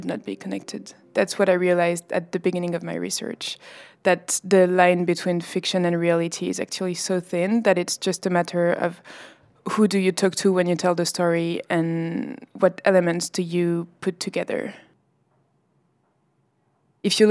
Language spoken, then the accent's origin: English; France; I come from France